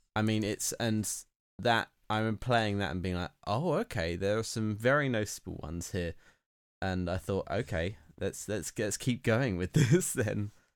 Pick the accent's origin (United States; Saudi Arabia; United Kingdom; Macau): United Kingdom; being British